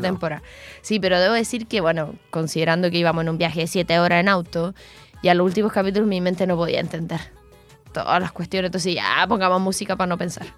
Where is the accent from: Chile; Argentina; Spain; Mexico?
Chile; de dónde eres y decía como Chile